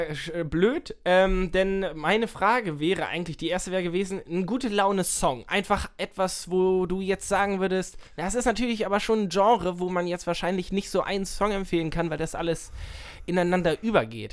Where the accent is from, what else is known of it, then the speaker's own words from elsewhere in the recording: Nienburg, Lower Saxony, Germany; Ich komme ja aus Nienburg